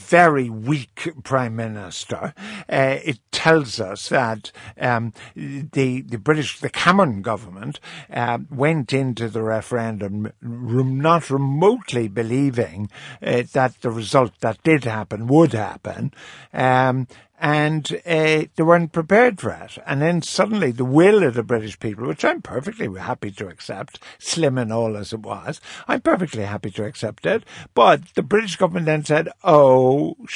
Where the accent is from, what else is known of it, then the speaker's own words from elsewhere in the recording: Ireland; I'm Irish